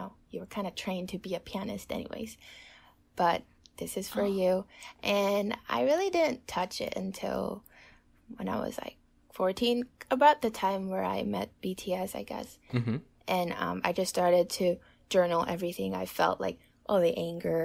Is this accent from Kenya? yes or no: no; Taiwan; I'm 20 years old and I'm from Taiwan